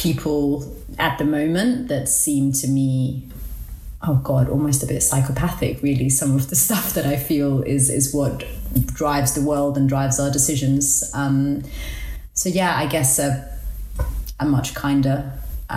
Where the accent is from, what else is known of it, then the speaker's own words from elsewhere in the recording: Copenhagen, Capital Region of Denmark, Denmark; I was born in Denmark, in Copenhagen, because my parents were political refugees there